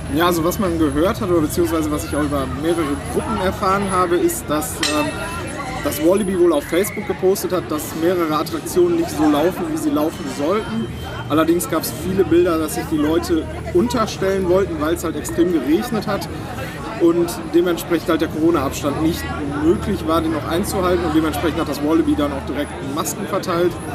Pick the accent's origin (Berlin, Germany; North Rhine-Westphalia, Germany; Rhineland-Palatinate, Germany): North Rhine-Westphalia, Germany; Gladbeck; ich komme ja aus dem Kreis Recklinghausen, besser gesagt aus Gladbeck